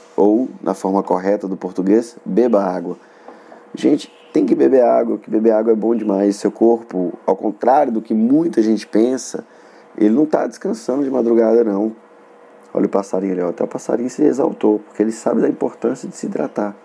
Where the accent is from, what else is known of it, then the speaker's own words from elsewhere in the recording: Montes Claros, Minas Gerais, Brazil; accent: norte mineiro; eu deveria comentar a respeito do meu sotaque é porque eu sou norte mineiro do é, localizado na cidade de Montes Claros